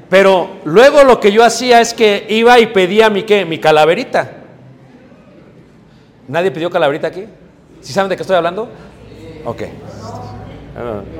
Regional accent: Mexico City, Mexico; Si tú creciste como yo crecí en Ciudad de México, yo creía que era verdad.

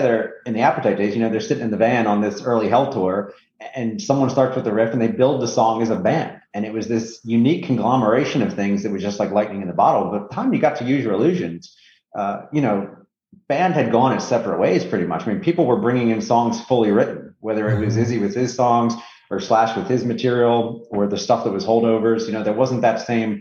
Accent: Northeast, United States; I'm from the Northeast

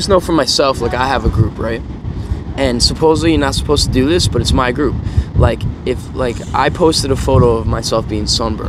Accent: New York, United States; moved away; also born or lived in San Diego; if I'm from New York

